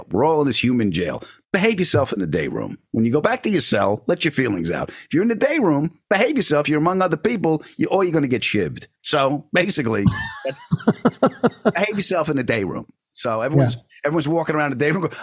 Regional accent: Long Island, New York, United States; we're both from Long Island

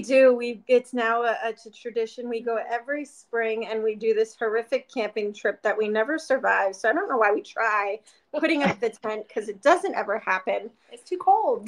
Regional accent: Pennsylvania, United States; now in Arizona, United States; I grew up in Pennsylvania

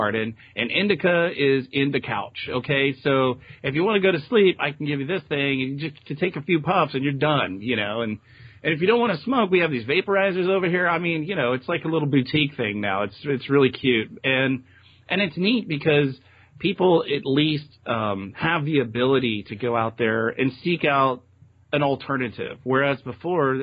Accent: Texas, United States; moved away as an adult; now in Eugene, United States; I'm from Texas originally

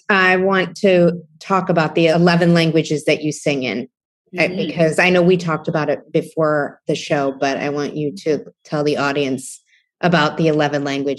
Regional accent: Ohio, United States; now in New York City, United States; having grown up in Ohio

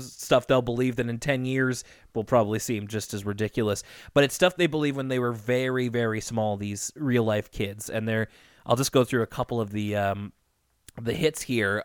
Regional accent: Canada; as a Canadian

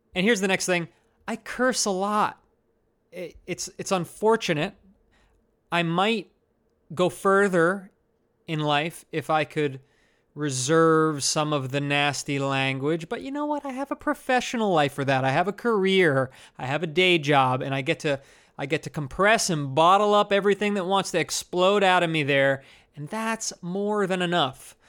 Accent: New Jersey, United States; now in Brooklyn, United States; I'm from New Jersey and I live in Brooklyn

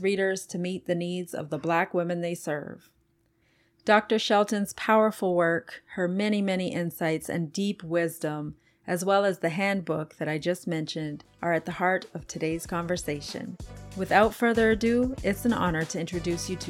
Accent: Canada; I'm from Canada, so kind of close

